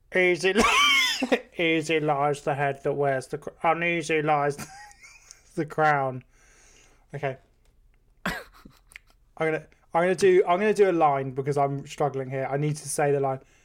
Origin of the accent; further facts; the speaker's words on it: Devon, South West England, United Kingdom; growing up in rural Devon, or just growing up in Devon and the West Country